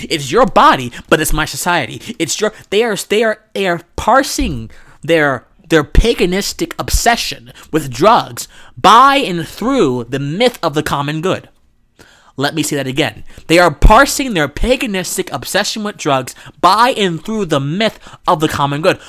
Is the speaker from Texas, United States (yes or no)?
no; Georgia, United States; my home state here of Georgia